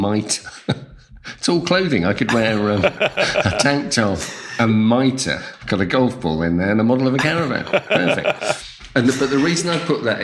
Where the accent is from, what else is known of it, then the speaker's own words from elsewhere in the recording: London, United Kingdom; growing up in the East End was fantastic, actually. It's just a very, very entertaining place to grow up.